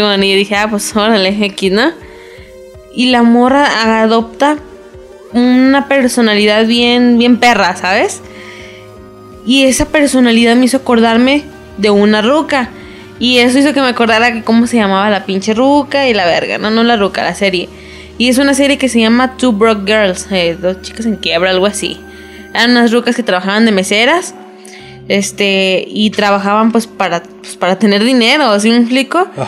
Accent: Mexico; para uno como mexicano

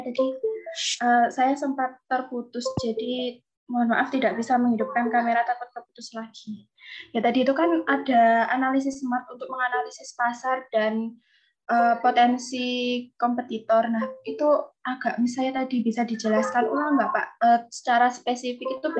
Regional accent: Trenggalek, East Java, Indonesia; Asli. Uh, saya dari Trenggalek pak.

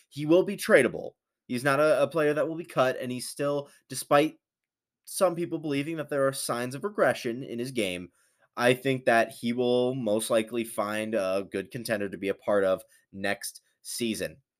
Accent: Portage, Michigan, United States; I'm actually from Portage as well

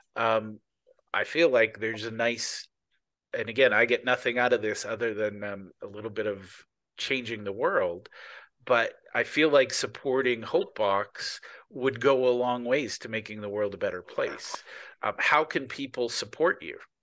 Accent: Canada; I'm Canadian, not American

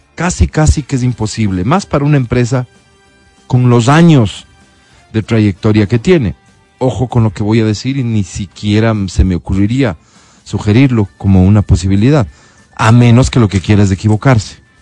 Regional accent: Ecuadorian Sierra, Ecuador; los serranos

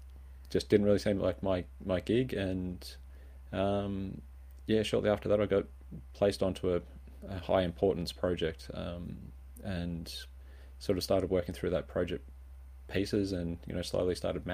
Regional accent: Swan Hill, Victoria, Australia; So I grew up in Swan Hill on a beef cattle farm and, trucked off to university and studied electronic engineering

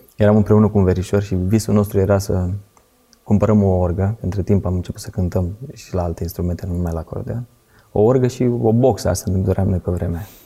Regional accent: Pitești, Argeș, Romania; Eu mă trag din Pitești, ne-am mutat înapoi în Pitești

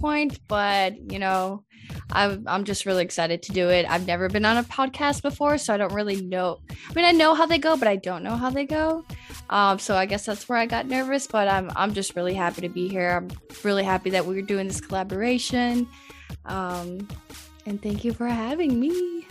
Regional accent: Atlanta, Georgia, United States; first language Spanish; English is a second language; also born or lived in Medellín, Colombia; I live and I was raised here in Atlanta

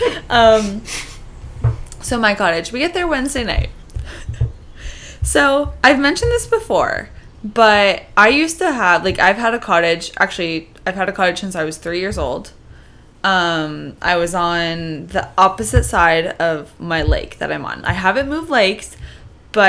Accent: Canada; Being Canadian was drilled into my head

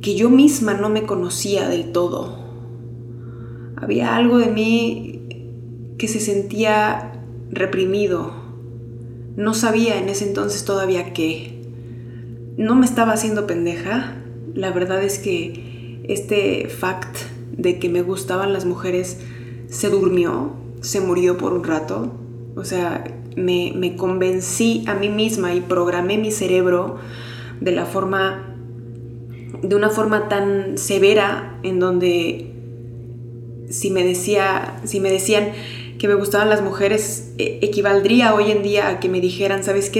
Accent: Mexico; moved away as an adult; now in Mexico City, Mexico; Soy una persona que creció en provincia, nací aquí en la Ciudad de México y crecí en provincia

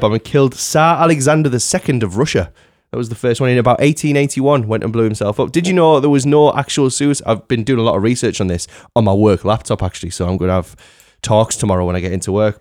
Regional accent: United Kingdom; we're all British.

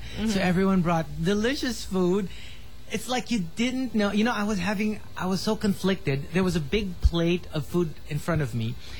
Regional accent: Philippines; I'm Filipino.

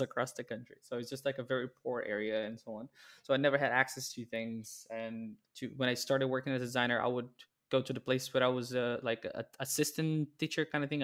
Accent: Brazil; moved away as an adult; also born or lived in Netherlands; now in Amsterdam, Netherlands; There was a big blog in my, my hometown

